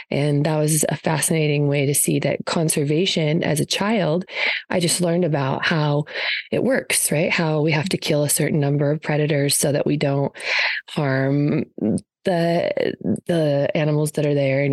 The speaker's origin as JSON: {"language": "English", "region": "southeastern Idaho", "country": "United States", "tie": "born or raised there", "also_born_or_lived": "Utah / northeastern Nevada", "said": "I'm from Idaho and the southeastern corner. So basically it touches Utah, one foot in Idaho, one foot in Utah my whole life. I grew up on a horse ranch."}